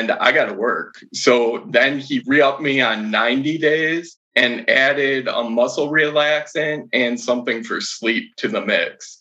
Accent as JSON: {"language": "English", "town": "Madison", "region": "Wisconsin", "country": "United States", "said": "I'm from Madison, Wisconsin."}